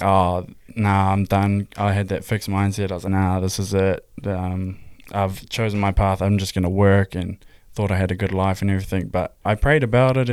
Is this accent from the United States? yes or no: no; Hamilton, Waikato, New Zealand; I'm twenty-three. I'm from Hamilton, New Zealand.